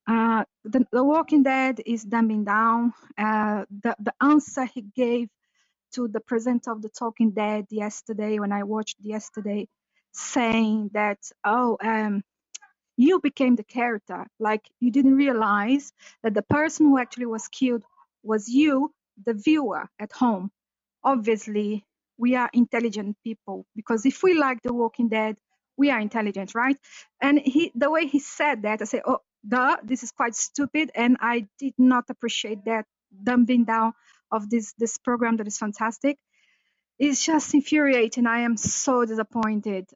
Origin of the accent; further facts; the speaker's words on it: Brazil; now in London, United Kingdom; I am Anglo-Brazilian. I grew up in Brazil, so that's why I don't have the nice British accent.